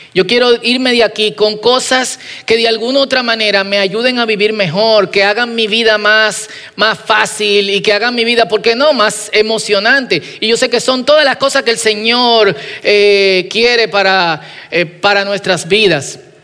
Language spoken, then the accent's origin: Spanish; Dominican Republic